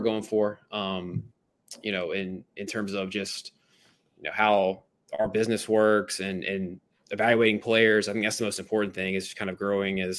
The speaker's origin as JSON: {"language": "English", "town": "Myrtle Beach", "region": "South Carolina", "country": "United States", "tie": "born or raised there", "said": "So I'm originally from Myrtle Beach, South Carolina. You know, grew up in South Carolina"}